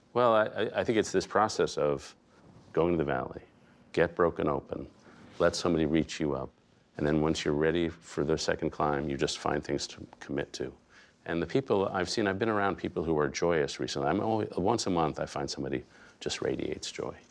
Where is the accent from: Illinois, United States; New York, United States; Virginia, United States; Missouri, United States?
New York, United States; New York City; I grew up in Greenwich Village in the, that period, so I was sort of surrounded by hippies